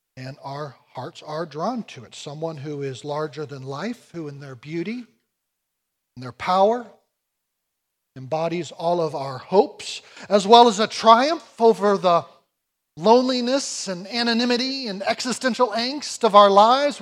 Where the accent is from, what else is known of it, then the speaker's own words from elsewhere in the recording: United States; I come from America